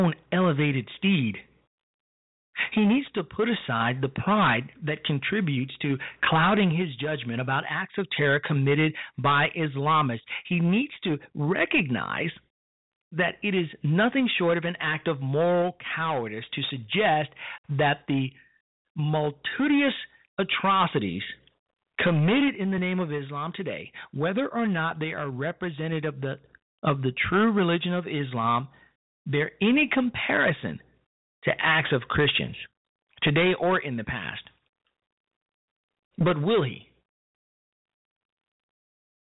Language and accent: English; Chicago, Illinois, United States; on the south side of my hometown, Chicago, Illinois